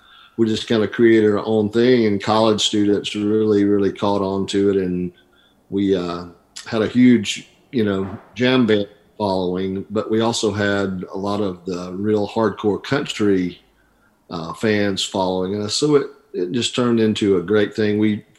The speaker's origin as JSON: {"language": "English", "town": "Rock Stand", "region": "Alabama", "country": "United States", "tie": "born or raised there", "said": "I grew up in a little community called Rock Stand, Alabama, which is halfway between two other small towns, Roanoke and Wedowee, Alabama."}